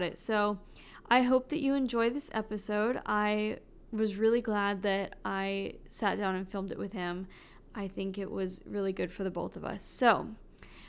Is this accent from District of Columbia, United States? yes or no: no; Dallas, Texas, United States; we grew up in Dallas